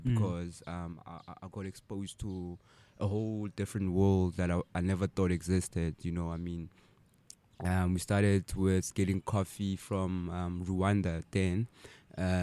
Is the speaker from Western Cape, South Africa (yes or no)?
no; Sasolburg, Free State, South Africa; I'm from Sasol